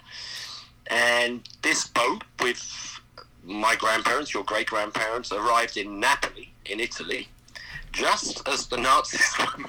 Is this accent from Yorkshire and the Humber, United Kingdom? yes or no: no; South East England, United Kingdom; accent: English; moved away as an adult; also born or lived in Germany; I'm from the southeast of England. That's where I was kind of like raised.